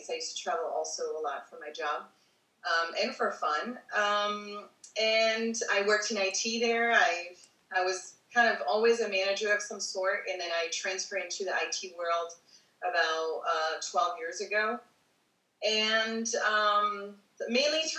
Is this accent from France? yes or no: yes; Paris, Île-de-France, France; moved away as an adult; also born or lived in East Coast, United States; I'm originally from Paris. Um, I was uh, born there and I lived there until I was 21. Then I moved to the US. I traveled in between and lived different places in, the, in you know, in the meantime.